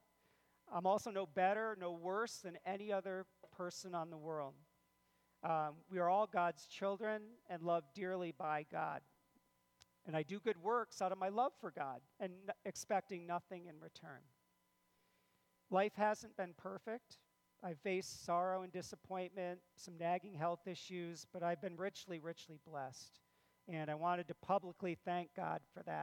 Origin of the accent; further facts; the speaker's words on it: Clifton Park, New York, United States; I grew up in Clifton Park and attended the Shenandoah schools all the way from kindergarten all the way through graduation